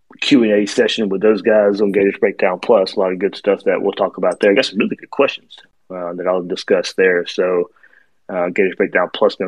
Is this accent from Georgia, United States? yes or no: yes; Georgia, United States; I grew up in Georgia.